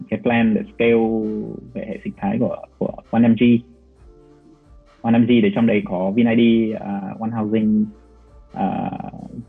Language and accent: Vietnamese; Hanoi, Vietnam; accent: Hanoi; moved away as an adult; also born or lived in Ho Chi Minh City; em ở Hà Nội, sau đó thì em vào Sài Gòn cũng khoảng gần 10 năm đó.